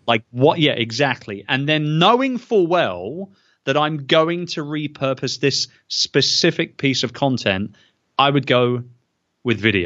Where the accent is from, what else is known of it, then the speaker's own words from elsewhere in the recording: United Kingdom; as a Brit